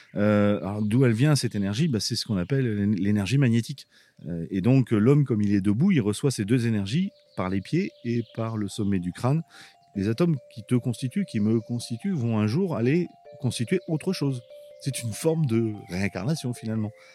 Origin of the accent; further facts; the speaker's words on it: Abbeville, Hauts-de-France, France; also born or lived in Boulogne-sur-Mer; je suis né à Boulogne-sur-Mer et puis mon père était, était policier, était flic et euh, il est arrivé à Abbeville et donc j'ai grandi à Abbeville